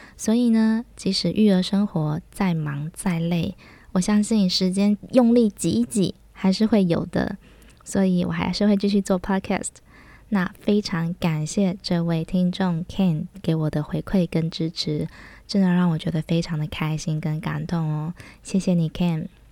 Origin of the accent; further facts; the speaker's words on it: Taiwan; 我们是台湾人大部分都称为打抛猪